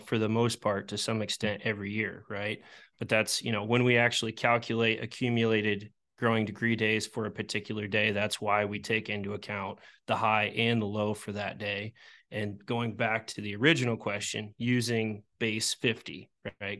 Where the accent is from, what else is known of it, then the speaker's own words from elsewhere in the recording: Iowa, United States; I'm from Iowa